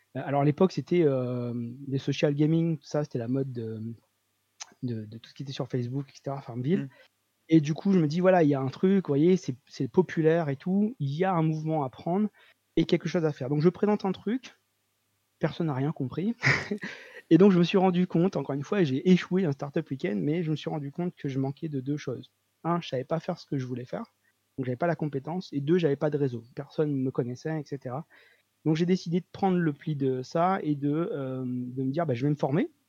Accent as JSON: {"language": "French", "country": "Réunion", "said": "je viens de La Réunion, donc une petite île dans l'océan Indien."}